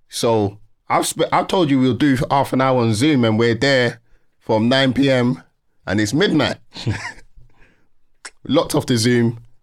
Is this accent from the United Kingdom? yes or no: yes; London, United Kingdom; born and raised in Peckham